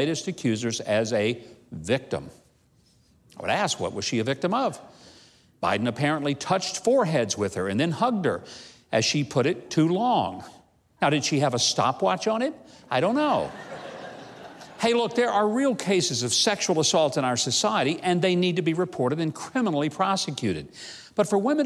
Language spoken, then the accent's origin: English; the South, United States; I grew up in the South, where we do tend to hug strangers upon greeting, and we say things like darling, sugar, and honey